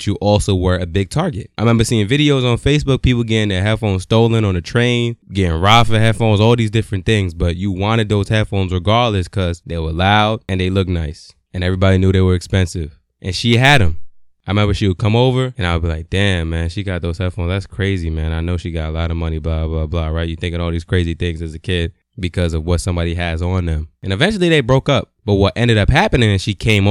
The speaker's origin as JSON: {"language": "English", "town": "New York City", "region": "New York", "country": "United States", "tie": "born or raised there", "also_born_or_lived": "Brooklyn, New York", "said": "growing up from the age of five to my teenage years, I felt kind of invincible in Queens"}